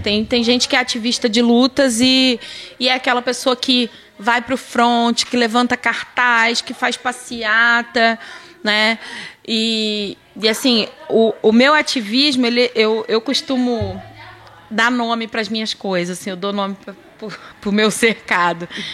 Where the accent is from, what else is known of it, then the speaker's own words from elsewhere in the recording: Duque de Caxias, Rio de Janeiro, Brazil; moved away as an adult; also born or lived in Botafogo, Rio de Janeiro / Paraná (pé vermelho); now in Paraná, Brazil; eu sou carioca, né? Eu nasci em Botafogo, mas eu passei a minha infância praticamente toda, né, até a fase adulta em Caxias, no Rio